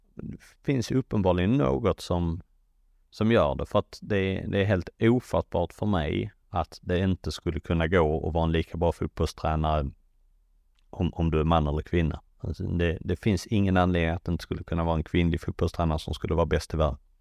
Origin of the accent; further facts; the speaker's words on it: Sweden; moved away; som svensk